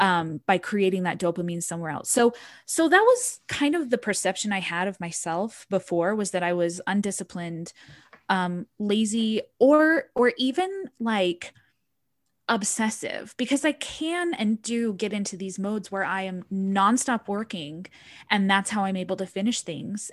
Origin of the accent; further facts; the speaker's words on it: Utah, United States; I grew up in Utah County